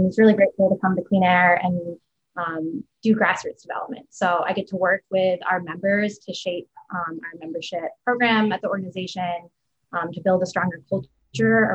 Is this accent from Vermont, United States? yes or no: yes; Vermont, United States; moved away as an adult; also born or lived in Syracuse; now in Buffalo, United States; I'm originally from Vermont, went to undergrad in Syracuse and kind of migrated west from there to Buffalo